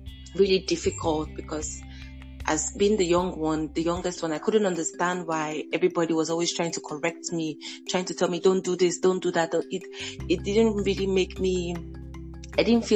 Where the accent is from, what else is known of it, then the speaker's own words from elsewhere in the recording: Lagos, Nigeria; growing up in Lagos was like Lagos being like the big city